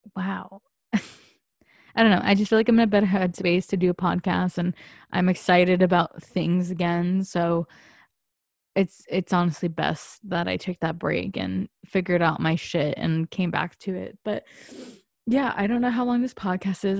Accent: San Diego, California, United States; moved away as an adult; I moved away from San Diego

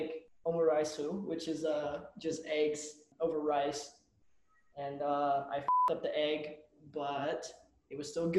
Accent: Bay Area, California, United States; moved away as an adult; now in Orange, United States; I'm from the Bay Area

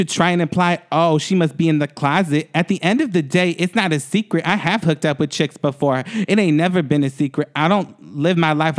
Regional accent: Atlanta, Georgia, United States; I'm from Atlanta, too.

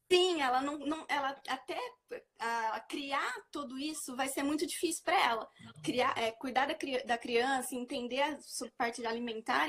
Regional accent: Araraquara, São Paulo, Brazil; Eu sou daqui de Araraquara, sou do interior de São Paulo

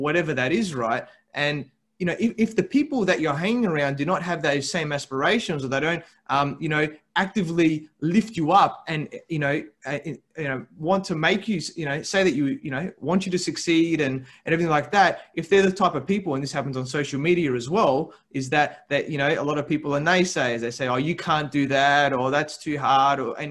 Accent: Adelaide, South Australia, Australia; moved away as an adult; now in Sydney, Australia; I grew up in Adelaide in South Australia, right? And my company wanted me to move to Sydney

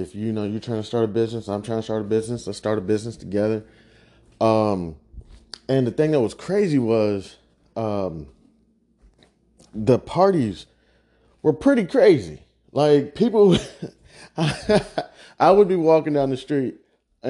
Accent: Midwest, United States; I'm from the Midwest

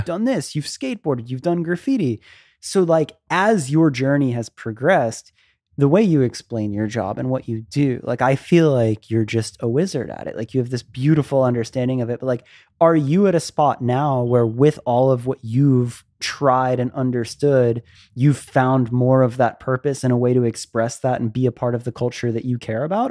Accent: Florida, United States; moved away; I grew up in Florida

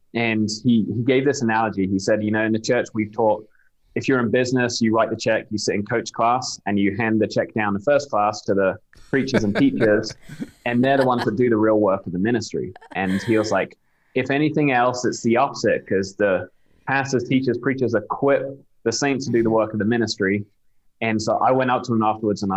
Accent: Southampton, South East England, United Kingdom; accent: British; moved away as an adult; now in United States

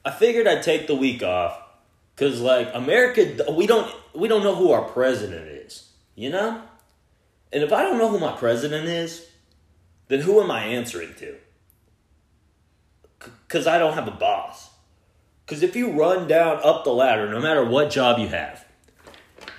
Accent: Texas, United States; I'm from Texas

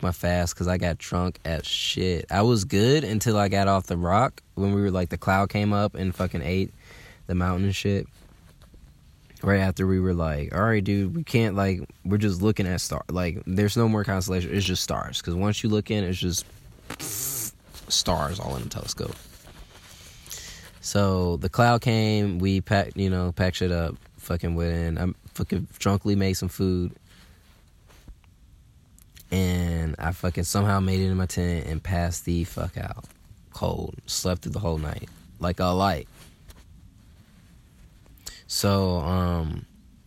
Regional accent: Atlanta, Georgia, United States; I'm from Atlanta

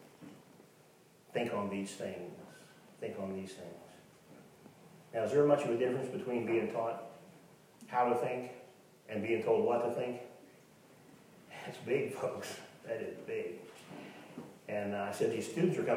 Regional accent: Tonganoxie, Kansas, United States; I'm from Tonganoxie

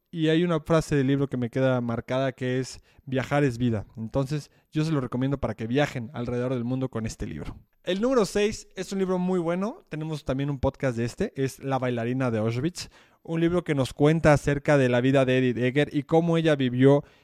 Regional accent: Mexico; Nos permite ver que no solo somos mexicanos, sino que tenemos varias raíces

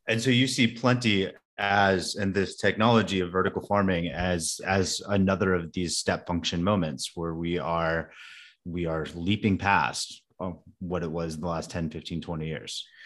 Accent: California, United States; I grew up in California

